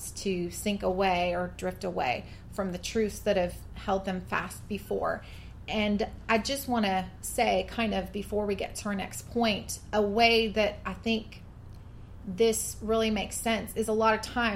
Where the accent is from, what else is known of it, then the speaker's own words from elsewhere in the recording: coastal western Washington, United States; now in Georgia, United States; I grew up in Washington State, in coastal western Washington, where temperatures, it might get to 90, but it's not humid